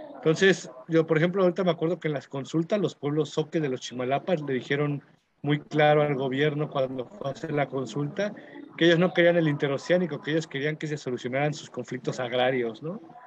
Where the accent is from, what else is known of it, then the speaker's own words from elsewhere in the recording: Mexico; nos toca a todas las personas como mexicanos